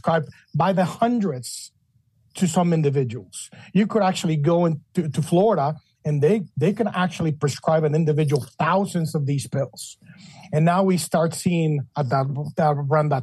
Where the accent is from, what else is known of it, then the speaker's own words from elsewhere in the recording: Mexico City, Mexico; moved away as an adult; also born or lived in Chicago, Illinois / Washington, D.C.; now in United States; I was born and raised in Mexico City